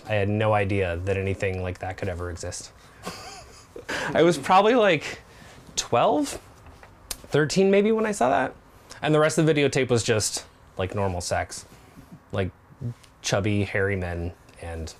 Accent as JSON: {"language": "English", "region": "Nebraska", "country": "United States", "tie": "born or raised there", "said": "I am 40 years old. And I grew up in Nebraska"}